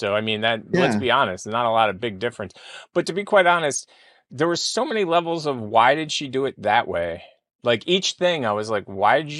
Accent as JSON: {"language": "English", "country": "United States", "said": "I'm American."}